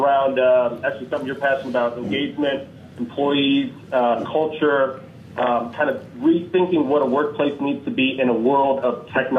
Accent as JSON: {"language": "English", "town": "Denver", "region": "Colorado", "country": "United States", "said": "I'm from Denver, Colorado."}